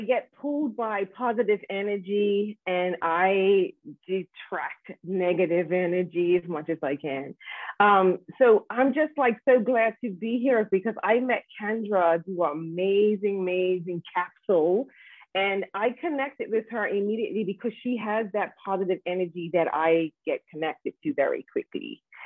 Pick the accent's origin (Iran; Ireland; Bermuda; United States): Bermuda; grow up into this wonderful island where I am connected with family and friends